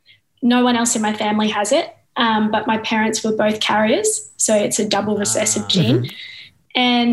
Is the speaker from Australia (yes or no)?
yes; Queensland, Australia; I'm 38. I'm from Queensland